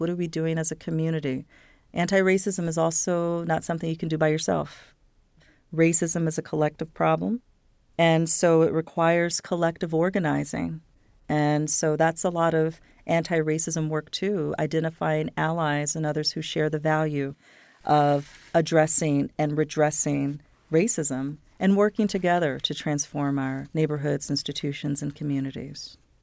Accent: Philadelphia, Pennsylvania, United States; also born or lived in Tennessee; I'm from Tennessee originally, but grew up in the suburbs of Philadelphia

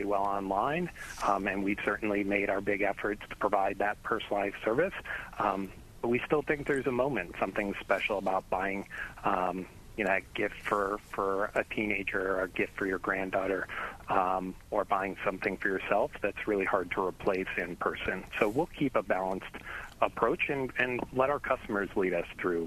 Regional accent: Chicago, Illinois, United States; I grew up in Chicago

